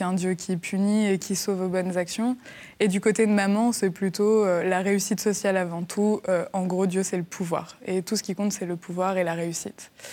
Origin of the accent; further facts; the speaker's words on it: Angers, Pays de la Loire, France; je suis née à Angers